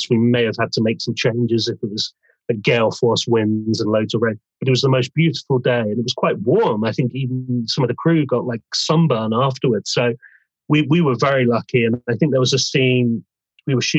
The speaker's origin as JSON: {"language": "English", "town": "Bournemouth", "region": "South West England", "country": "United Kingdom", "moved": "yes", "lives_now": "London, United Kingdom", "said": "I'm from Bournemouth originally. I've lived in London for years"}